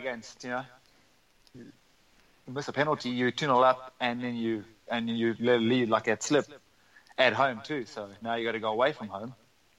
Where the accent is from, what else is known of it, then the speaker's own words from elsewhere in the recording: South Africa; moved away as an adult; now in Texas, United States; I'm still South African.